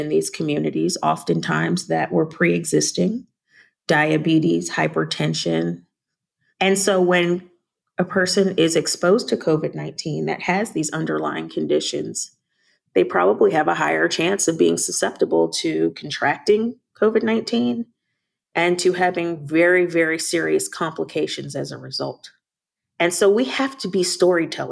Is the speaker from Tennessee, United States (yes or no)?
no; Long Island, New York, United States; moved away; I'm a New Yorker. I think I mentioned earlier on the phone that I'm from Long Island, and so a lot of my family members still live in New York